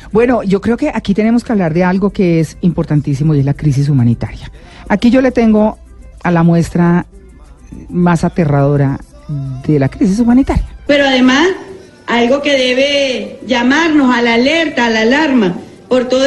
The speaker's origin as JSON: {"language": "Spanish", "region": "Norte de Santander", "country": "Colombia", "tie": "born or raised there", "said": "por lo menos quienes crecimos en los Santanderes."}